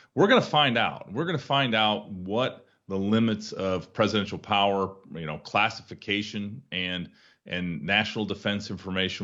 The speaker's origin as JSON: {"language": "English", "region": "Iowa", "country": "United States", "said": "my home state of Iowa"}